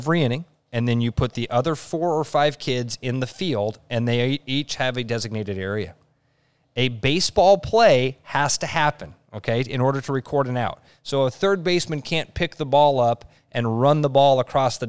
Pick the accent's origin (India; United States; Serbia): United States; Pleasant Hill; I grew up in Pleasant Hill